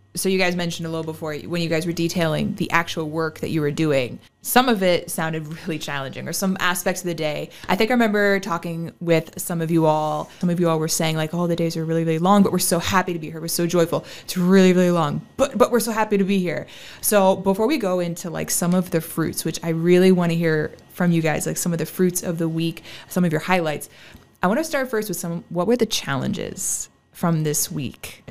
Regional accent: Maryland, United States; I'm from Maryland, and, uh, the mountain that's closest to me is called Sugar Loaf Mountain

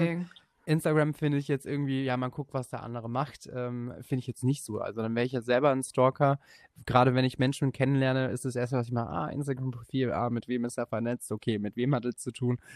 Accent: area around Legoland, Bavaria, Germany; moved away; du warst in meiner Heimat und ich habe in diesem Legoland früher gearbeitet

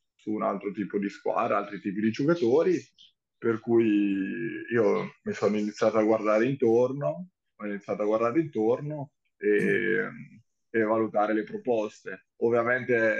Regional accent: Senigallia, Marche, Italy; sono di Sirigallia

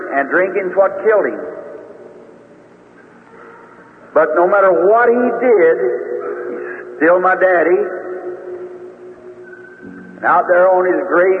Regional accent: Utica Pike, Indiana, United States; also born or lived in Kentucky; the Utica Pike where we moved to from Kentucky to Indiana, right on the river road

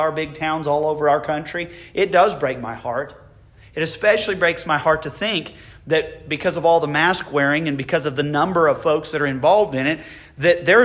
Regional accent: United States; I consider myself abundantly blessed to be an American. I praise God every day that I was born in this country.

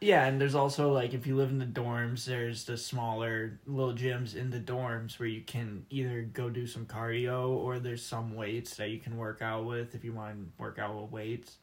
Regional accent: Wixom, Michigan, United States; I'm from Wixom, Michigan

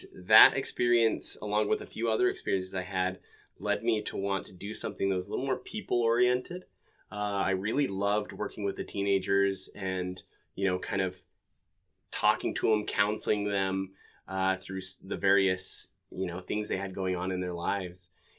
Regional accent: Ogden, Utah, United States; So I am originally from Ogden, Utah. I was born and raised there. I come from a large family.

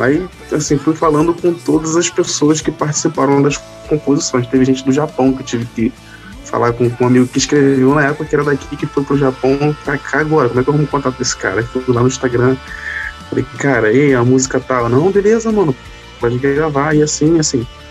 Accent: Itaguaí, Rio de Janeiro, Brazil; eu sou de Itaguaí, Rio

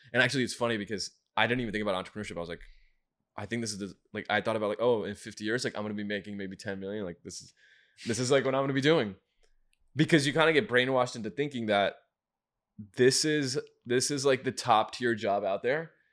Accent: Michigan, United States; moved away as an adult; I grew up in Michigan

